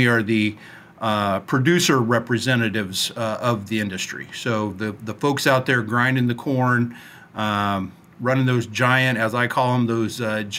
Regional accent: Nebraska, United States; also born or lived in Washington, D.C.; I grew up in the great state of Nebraska, and it is actually home today. I work in Washington, D.C., but like almost every congressperson in town, I commute.

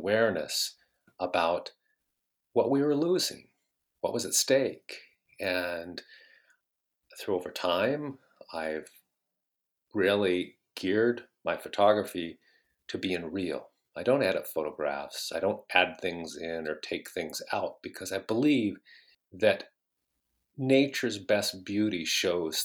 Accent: Bellevue, Washington, United States; I grew up in Bellevue

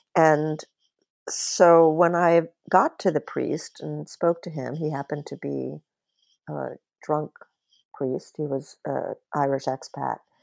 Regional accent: Bahamas; I, I grew up in the Bahamas and it was still a colony when I was young

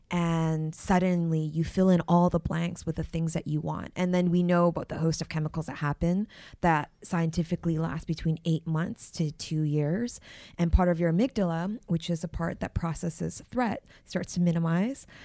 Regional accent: Canada; I am from Canada.

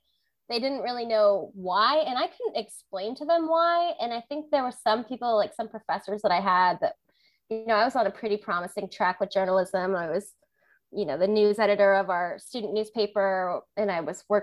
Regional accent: Hawaii, United States; moved away as an adult; also born or lived in Tucson, Arizona; I grew up in Hawaii, so I never really had the opportunity to travel outside of my island

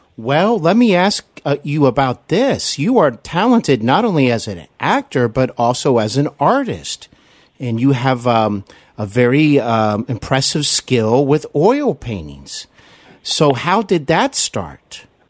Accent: Cincinnati, Ohio, United States; moved away as an adult; also born or lived in Glendale, California / Burbank, California; I'm here in my hometown of Cincinnati, Ohio.

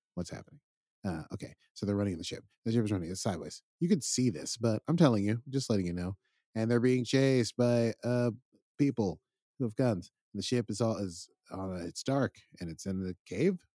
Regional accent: New York City, New York, United States; I grew up in in Brooklyn

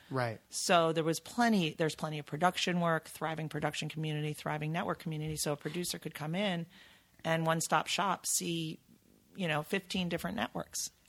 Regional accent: New York, United States; I'm from New York.

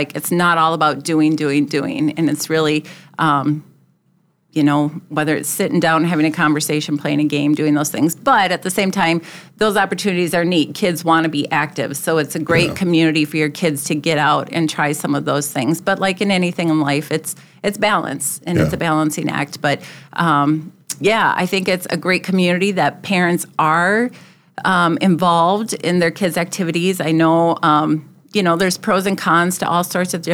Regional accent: Luverne, Minnesota, United States; also born or lived in Duluth / Sioux Falls; now in Brandon, United States; I grew up in Laverne, so a small town community

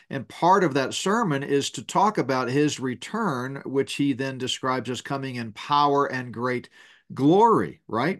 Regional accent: Northeast, United States; moved away; I grew up in the Northeast in grade school and junior high school

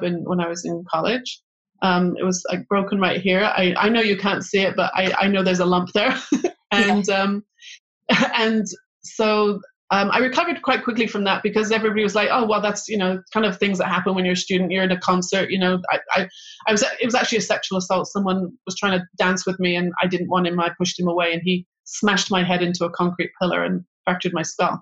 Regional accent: England, United Kingdom; moved away as an adult; also born or lived in Manchester / London; now in Israel; I grew up in England

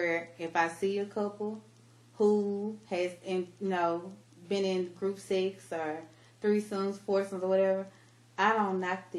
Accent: Mississippi, United States; moved away; we're from Mississippi.

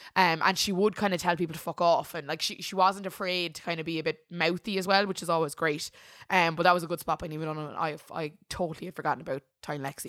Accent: Ireland; we're Irish

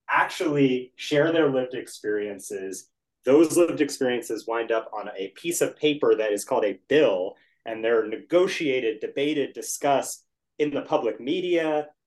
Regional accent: Washington, District of Columbia, United States; I grew up in the Washington area.

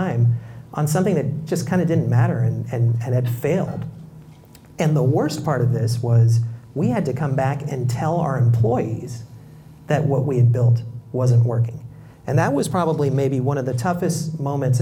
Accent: Bay Area, California, United States; growing up in the Bay Area where I grew up, I knew all my neighbors

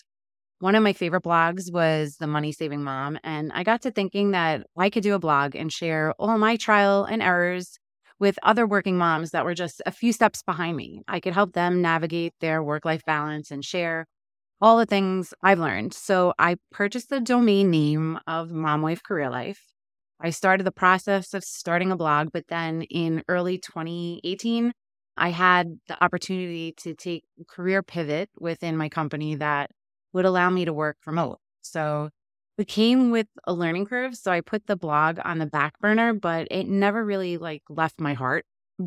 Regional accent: New York City, New York, United States; moved away as an adult; also born or lived in Long Island / Staten Island; now in Cranford, United States; I was born and raised in Queens, New York, right next to Aqueduct Racetrack. I lived there until I went to college, which was out in Long Island.

